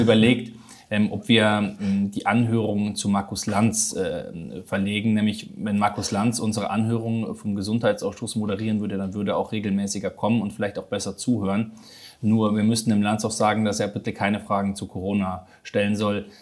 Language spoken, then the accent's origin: German; Munich, Bavaria, Germany; Ich komme aus München